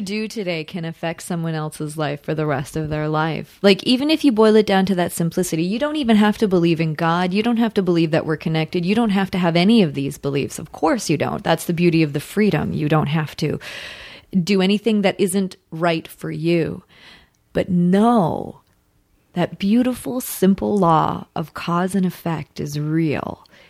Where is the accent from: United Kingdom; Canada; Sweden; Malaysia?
Canada; Victoria, British Columbia; also born or lived in Ottawa, Ontario; now in Los Angeles, United States; I was born in Victoria, British Columbia, up, up island